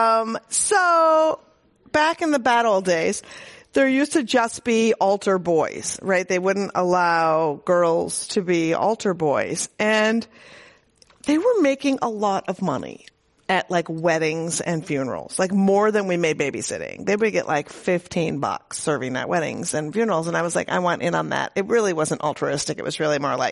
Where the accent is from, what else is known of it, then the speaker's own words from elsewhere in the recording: Minnesota, United States; moved away; she dragged him to what he called the People's Republic of Minnesota. We were raised there, thank God, not in Mississippi